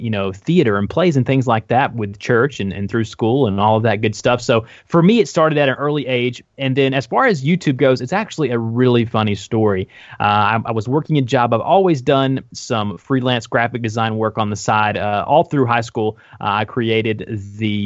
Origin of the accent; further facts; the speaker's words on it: the South, United States; I'm from the South